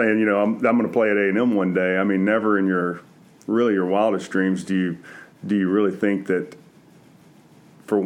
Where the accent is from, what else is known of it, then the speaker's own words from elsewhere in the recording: Centerville, Texas, United States; also born or lived in Houston; I grew up in Centerville, which is about an hour from College Station.